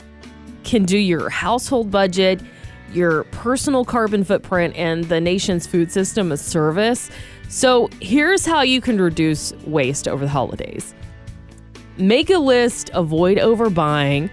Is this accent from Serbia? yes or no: no; Georgia, United States; now in California, United States; educated growing up in Georgia